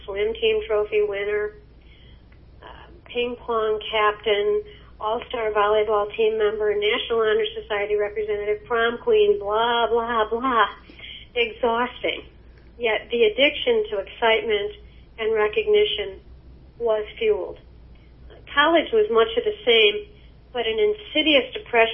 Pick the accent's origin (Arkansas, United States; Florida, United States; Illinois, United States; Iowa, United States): Illinois, United States; Chicago; I was born in Chicago, Illinois, into an Irish Catholic home in 1945